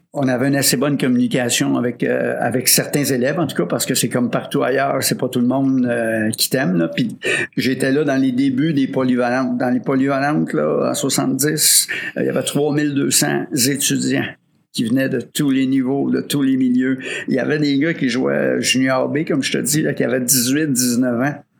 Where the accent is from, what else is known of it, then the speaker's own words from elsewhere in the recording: Rosemère, Quebec, Canada; also born or lived in Baie-Comeau; je viens de Rosemère, Sainte-Thérèse